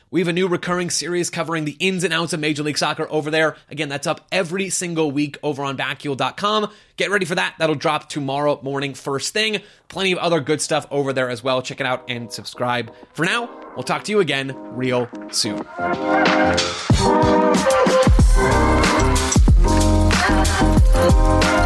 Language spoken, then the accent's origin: English; Phoenix, Arizona, United States; Phoenix Rising, my hometown club